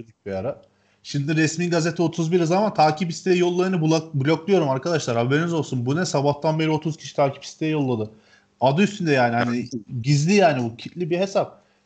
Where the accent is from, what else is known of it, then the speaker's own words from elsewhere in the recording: Ceyhan, Adana, Turkey; moved away; Ceyhan'da büyüdüm ben bir hayatımın bir döneminde